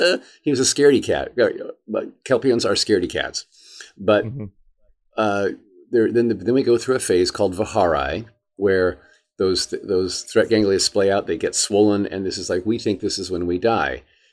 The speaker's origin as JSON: {"language": "English", "town": "Indianapolis", "region": "Indiana", "country": "United States", "tie": "born or raised there", "said": "I grew up in Indianapolis, Indiana."}